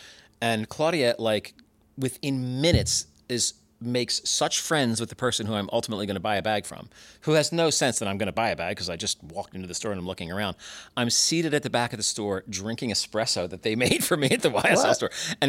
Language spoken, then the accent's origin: English; New Jersey, United States; also born or lived in Philadelphia, Pennsylvania; I was born in Southwest Philly. Went to kindergarten and first grade in Southwest Philly to a big Catholic school called Good Shepherd. Then we moved to South Jersey and I went to a much smaller Catholic school that was called St. Lawrence.